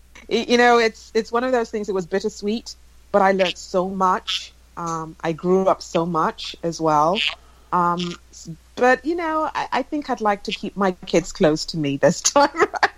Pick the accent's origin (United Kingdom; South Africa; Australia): United Kingdom; England; But I basically did a lot of my growing up in England and all my education, my undergraduate, my master's, and worked for a little bit after university as well.